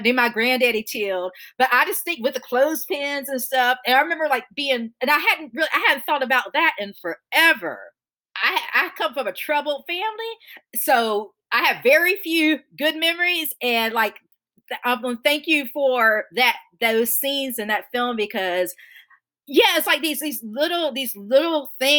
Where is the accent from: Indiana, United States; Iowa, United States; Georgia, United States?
Georgia, United States; Augusta; I was raised in Augusta, Augusta, Georgia